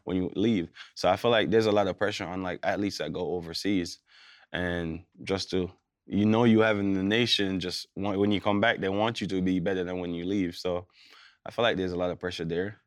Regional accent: Jamaica; born or raised there; moved away as an adult; also born or lived in Kansas / Minnesota

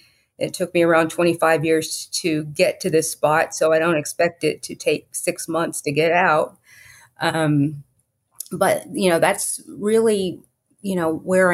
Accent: Fort Worth, Texas, United States; Well, first of all, I was born in Fort Worth and raised in the Mid-Cities, Fort Worth area.

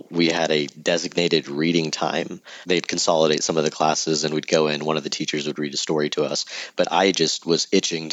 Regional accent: Sugar Land, Texas, United States; also born or lived in College Station, Texas; I'm born and raised Houston. I actually grew up on the southwest part of town called Sugarland

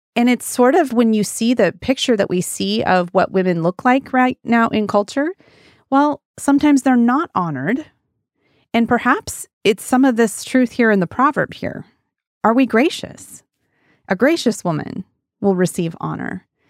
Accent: Wyoming, United States; now in Pacific Northwest, United States; When I was a kid, I grew up in Wyoming on a big old ranch

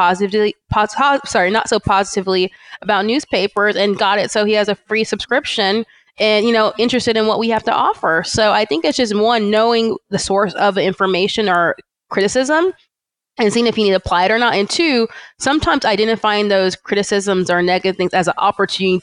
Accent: California, United States; born or raised there; also born or lived in Atlanta, Georgia

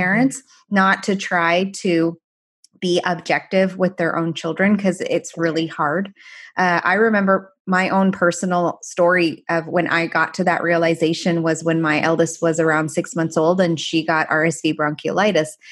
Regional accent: Canada; first language Farsi; English is a second language; moved away as an adult; also born or lived in Paris, France / Iran (ancestry); now in United States; after I was seven, we moved to Canada, and that's where I spent the rest of my life until medical school.

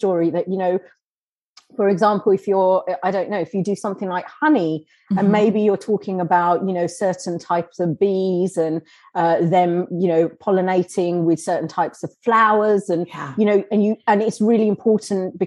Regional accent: Kenya; we're from Kenya.

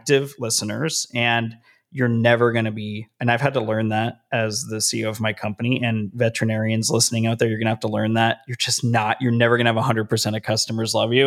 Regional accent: Las Vegas, Nevada, United States; now in Southern California, United States; I live in Southern California. My hometown is Las Vegas, Nevada

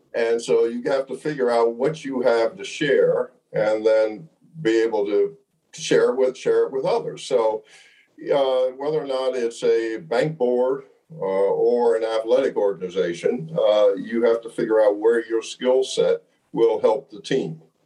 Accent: Montclair, New Jersey, United States; I grew up in Montclair, New Jersey

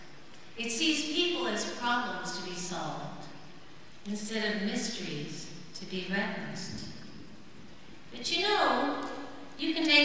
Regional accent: Midwest, United States; now in Nashville, United States; I'm kind of a creative, go-with-the-flow Midwesterner

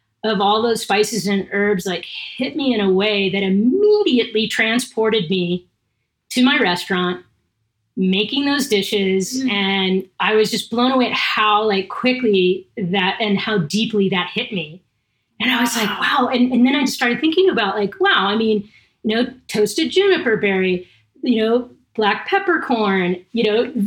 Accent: Southern California, United States; I'm from Southern California.

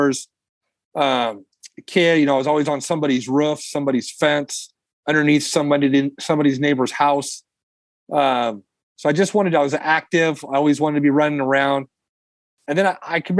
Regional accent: Long Beach, California, United States; now in Fresno, United States; a kid from Long Beach, where I grew up in Southern California

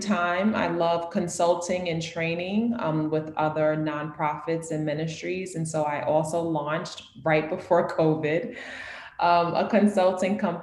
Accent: New York City, New York, United States; also born or lived in Harlem / the Bronx; I am a born, born and raised New Yorker. I'm from New York City

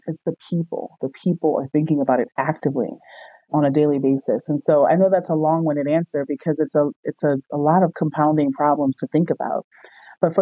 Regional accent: New Orleans, Louisiana, United States; I grew up in New Orleans

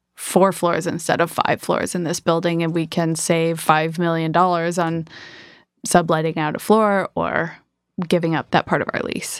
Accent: Michigan, United States; moved away; I am from Michigan originally.

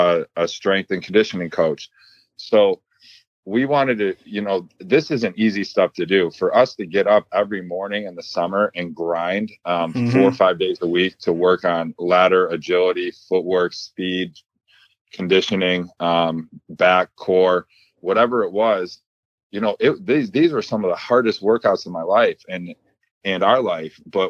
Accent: Buffalo, New York, United States; we were above average athletes for Buffalo, New York.

